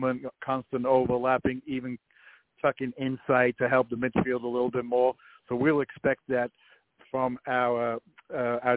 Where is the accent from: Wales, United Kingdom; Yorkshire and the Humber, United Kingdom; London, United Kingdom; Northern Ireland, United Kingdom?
Wales, United Kingdom; moved away as an adult; now in Kansas City, United States; Well, I came to Kansas City, but I'm from Wales. I came to Kansas City in 1985 for 1 year